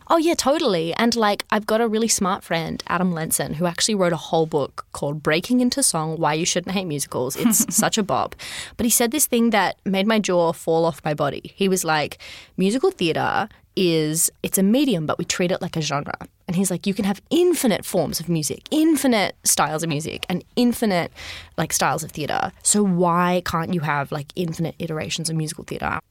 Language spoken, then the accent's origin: English; Sydney, New South Wales, Australia; I grew up in Sydney.